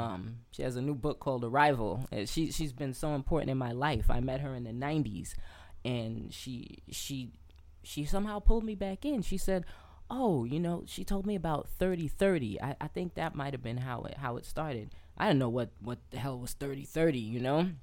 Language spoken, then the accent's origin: English; New York City, New York, United States; moved away as an adult; also born or lived in Lefrak City / Alabama / Atlanta / California; I'm born and raised in Queens.